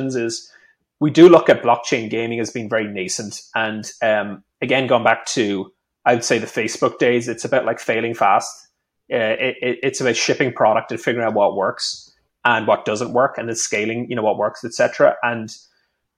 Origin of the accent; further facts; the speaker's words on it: Ireland; I'm Irish